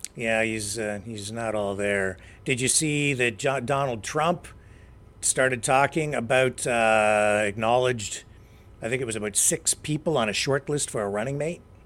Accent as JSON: {"language": "English", "town": "London", "region": "Ontario", "country": "Canada", "tie": "born or raised there", "said": "I grew up in London, Ontario"}